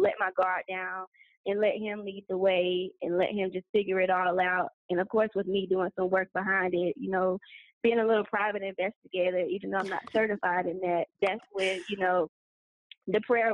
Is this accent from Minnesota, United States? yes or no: no; Atlanta, Georgia, United States; moved away as an adult; now in Cairo, Egypt; I am from Atlanta, Georgia, but I currently live in Cairo, Egypt